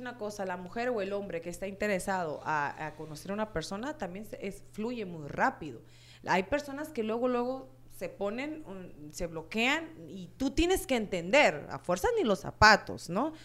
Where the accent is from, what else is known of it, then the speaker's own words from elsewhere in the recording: Sonora, Mexico; moved away; de donde soy yo, que soy de allá de Sonora, en Palme, Sonora